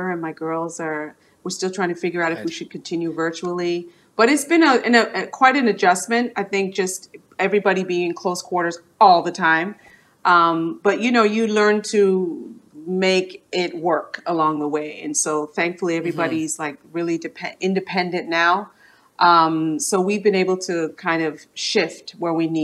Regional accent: Toronto, Ontario, Canada; born or raised there

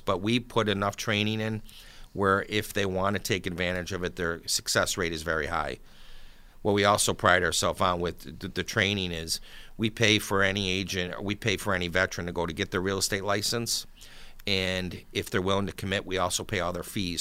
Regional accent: Buffalo, New York, United States; now in Hamburg, New York, United States; I grew up in South Buffalo, right off of Seneca Street, and, uh, lived there for, until I was about thirty years old. Then I moved out to Hamburg

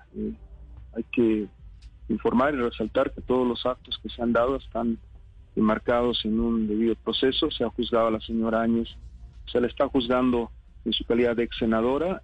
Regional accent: Bolivia; en mi país hay nueve departamentos

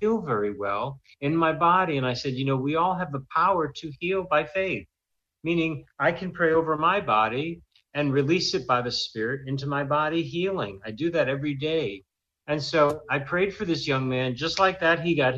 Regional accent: Israel; I was from Israel

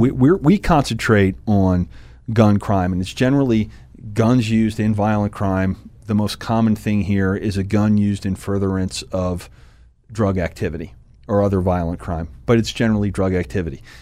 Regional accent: Harrisburg, Pennsylvania, United States; also born or lived in West Chester, Pennsylvania / Pottsville, Pennsylvania; I've lived here my, my, my, my, well, since I was three. I was born in Westchester outside of Philadelphia, but, uh, came to Pottsville after that and then been in the, in the Harrisburg area since then

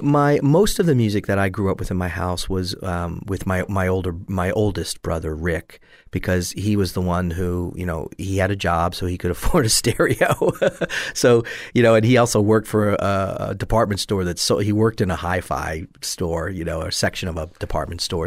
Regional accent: Catasauqua, Pennsylvania, United States; moved away as an adult; also born or lived in Allentown, Pennsylvania / New York City / Pittsburgh; now in Southwest Florida, United States; I was born in Allentown, Pennsylvania, and I grew up just outside of Allentown in, uh, Cady, is the neighborhood Ca, well, town called Cady, or Cattasauqua is the actual name

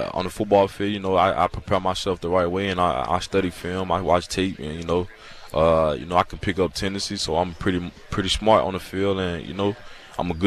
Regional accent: Alabama, United States; I'm from Alabama

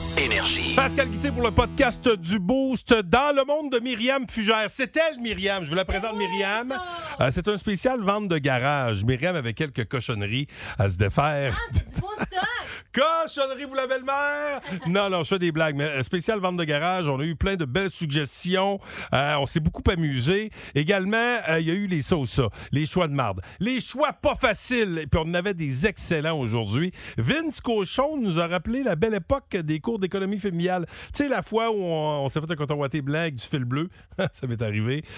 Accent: Gaspésie, Quebec, Canada; accent: Gaspésien English accent; mon accent anglais gaspésien

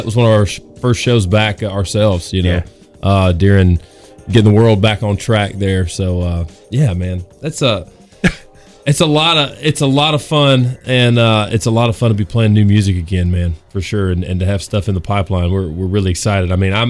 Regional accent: Arkansas, United States; I'm from Arkansas

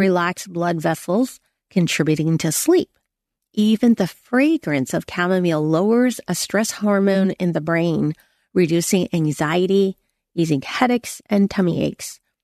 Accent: San Francisco, California, United States; moved away; I went back to Chinatown in San Francisco, and that was where I was born

